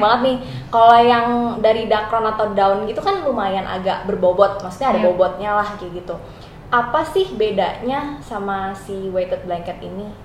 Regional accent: Indonesia; kita orang Indo

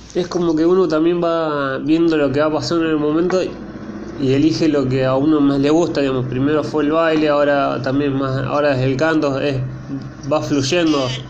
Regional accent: Argentina; como argentino

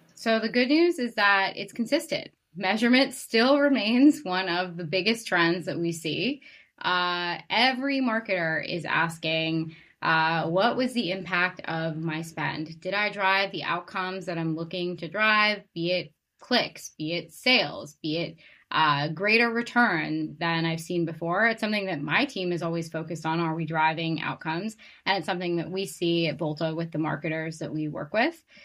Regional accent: Boston, Massachusetts, United States; moved away; I'm from Boston originally

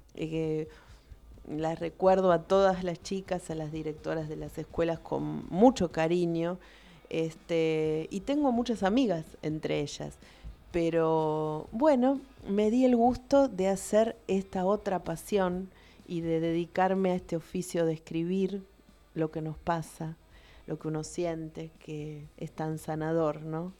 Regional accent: Lomas de Zamora, Buenos Aires Province, Argentina; yo nací en Lomas, me crié en Lomas, estudié en la normal de Lomas y trabajé como docente siempre aquí

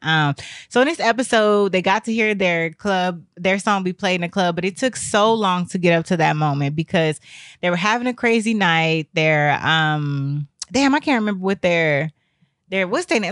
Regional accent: Texas, United States; moved away; I came from Texas

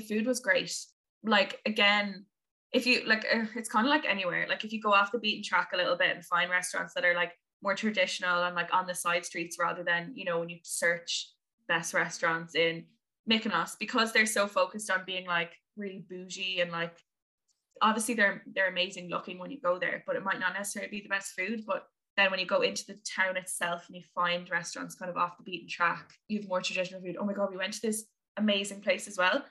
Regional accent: Limerick, Munster, Ireland; also born or lived in London; now in Dublin, Ireland; my hometown is Limerick on the west of Ireland

